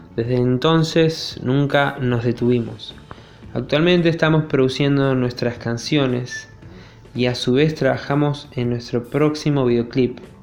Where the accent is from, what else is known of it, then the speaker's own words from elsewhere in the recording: Río Gallegos, Santa Cruz, Argentina; Somos de Río Gallegos, bien al sur de Argentina